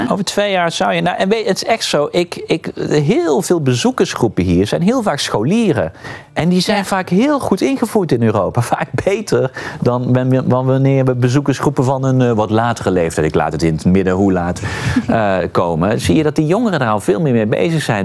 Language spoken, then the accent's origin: Dutch; Netherlands; we als Nederlanders